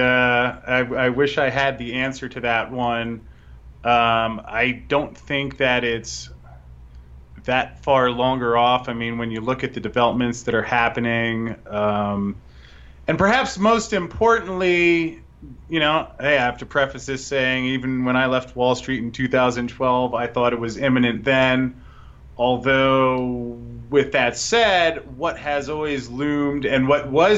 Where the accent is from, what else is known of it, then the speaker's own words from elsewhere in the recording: United States; I say this as an American who I love where I live